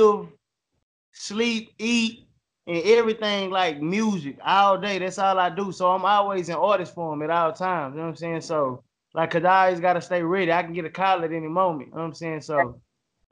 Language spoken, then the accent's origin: English; Dallas, Texas, United States; Born and raised, Dallas, Texas.